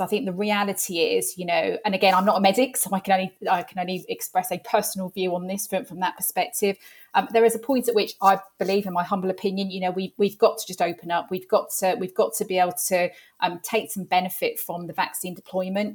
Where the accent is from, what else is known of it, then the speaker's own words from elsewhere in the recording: London, United Kingdom; moved away as an adult; now in Hertfordshire, United Kingdom; I am a Londoner, born and bred. I live in Hertfordshire now and have done for the past twenty-five years. But, um, yeah, North London girl